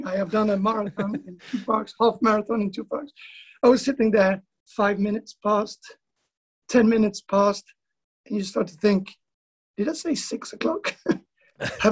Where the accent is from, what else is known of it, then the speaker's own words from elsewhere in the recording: west coast of Sweden, Sweden; now in East Coast, Sweden; I'm living on the East Coast, but I'm from the West Coast